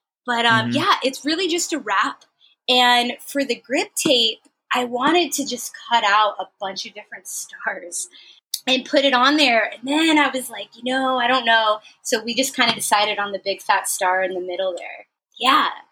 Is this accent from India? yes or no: no; San Francisco, California, United States; now in San Diego, United States; I'm from San Francisco originally